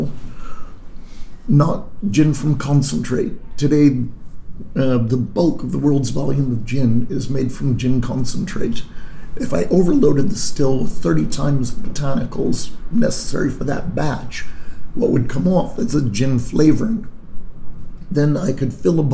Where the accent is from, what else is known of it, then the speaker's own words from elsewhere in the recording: Ithaca, New York, United States; moved away; also born or lived in Vermont / Manhattan, New York / Chicago / Vancouver; I was born in Ithaca, New York. I grew up there in upstate New York